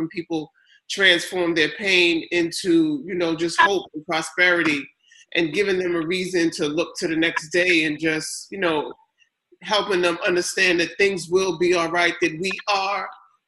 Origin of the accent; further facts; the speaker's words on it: New York City, New York, United States; Yeah, so I come from Queens. We're based in Queens.